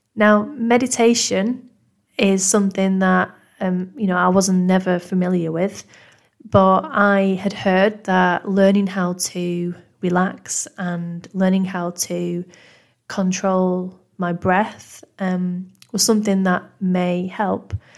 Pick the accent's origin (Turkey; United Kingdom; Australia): United Kingdom; Manchester, North West England; accent: northern; as you can probably tell from my northern accent, I'm originally from Manchester in the U K